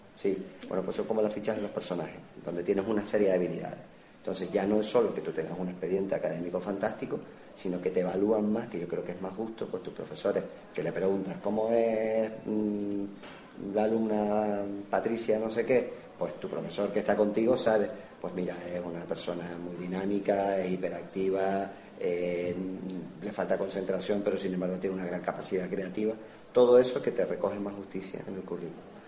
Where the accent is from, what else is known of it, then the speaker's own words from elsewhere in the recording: San Cristóbal de La Laguna, Canary Islands, Spain; nací en la Avenida Trinidad, pero de pequeño estaba en San Roque. Después estuve en el Colegio Laneja